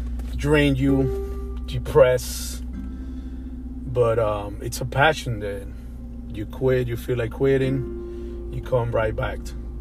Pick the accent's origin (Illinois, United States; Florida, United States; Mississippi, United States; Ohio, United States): Florida, United States; Miami; I'm from Miami. I've been living in Miami since 1993. I got here when I was 13 years old.